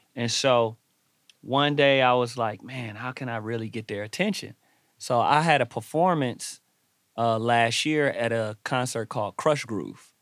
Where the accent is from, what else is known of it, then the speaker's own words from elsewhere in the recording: Los Angeles, California, United States; I grew up in Watts